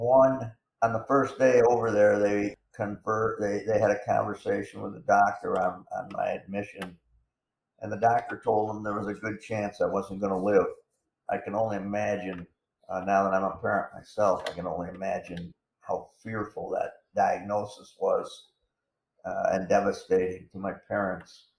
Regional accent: Corning, New York, United States; my hometown of Corning, New York

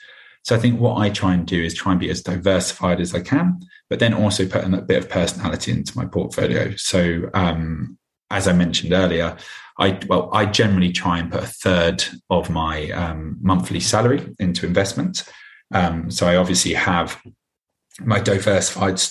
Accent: London, United Kingdom; So I'm a Londoner through and through. I was born and bred here and I still live here now.

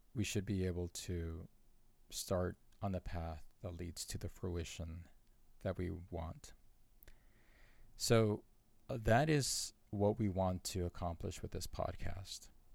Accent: Southern California, United States; moved away; also born or lived in Arizona; born and raised in Southern California, born in poverty, raised in poverty, I saw lots of violence throughout my childhood. And we moved to Arizona when my parents divorced

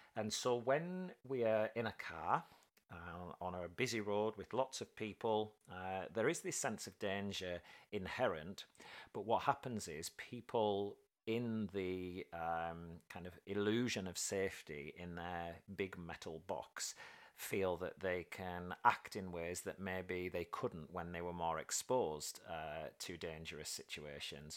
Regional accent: United Kingdom; being typically British

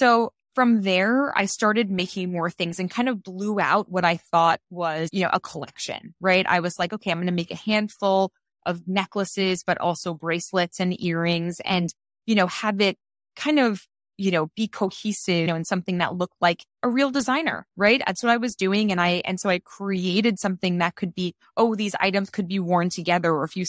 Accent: New York, United States; I grew up in Queens in New York, and one of the first brand affinities that you kind of acquire when you're from Queens is a sneaker brand.

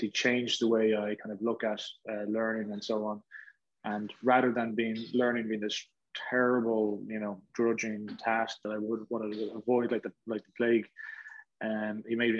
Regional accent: near Ashbourne, County Meath, Leinster, Ireland; I grew up there.

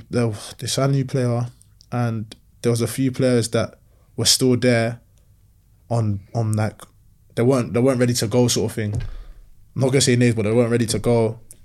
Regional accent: Nigeria; now in England; I'm stingy, you know, I'm proper Nigerian, stingy with data.

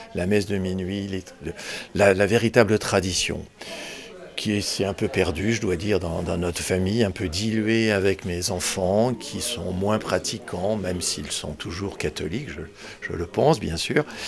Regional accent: Nièvre, Bourgogne-Franche-Comté, France; now in Paris, France; je suis originaire de la Nièvre

